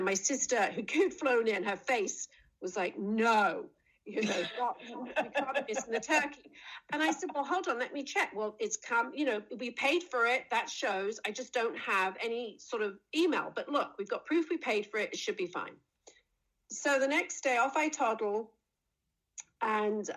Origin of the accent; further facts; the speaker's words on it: England, United Kingdom; now in United States; I'm English